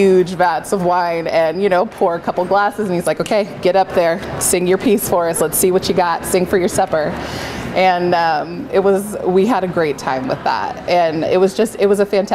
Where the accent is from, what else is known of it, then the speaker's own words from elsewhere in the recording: Saratoga, California, United States; now in Oregon, United States; so I grew up in Northern California in a town called Saratoga. It's about an hour south of San Francisco, but right in the heart of Silicon Valley. And I was born and raised there.